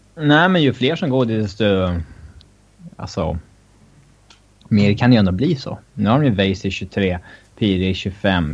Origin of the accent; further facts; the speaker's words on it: Sweden; som svensk